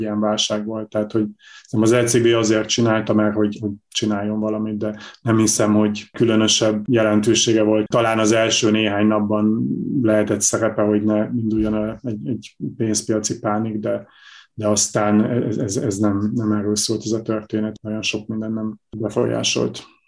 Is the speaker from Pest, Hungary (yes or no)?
no; Borsod-Abaúj-Zemplén, Hungary; én is onnan származom